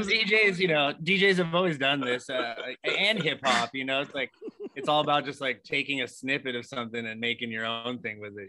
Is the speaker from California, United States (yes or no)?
yes; Los Angeles, California, United States; born and raised in Los Angeles.